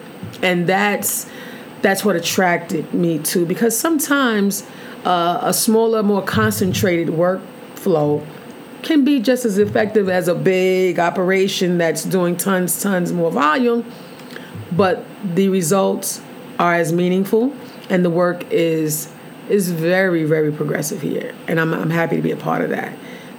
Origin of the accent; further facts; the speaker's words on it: Mississippi, United States; Born and raised in Mississippi, and we've made it.